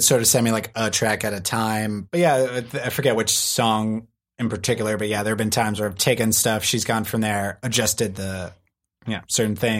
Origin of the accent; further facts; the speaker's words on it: East Coast, United States; I grew up on the East Coast, so you would get like two or three other guys.